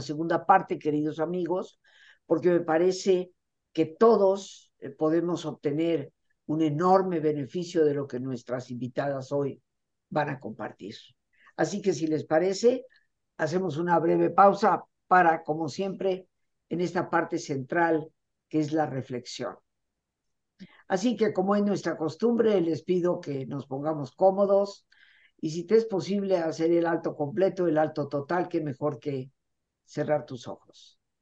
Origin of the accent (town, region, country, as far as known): Mexico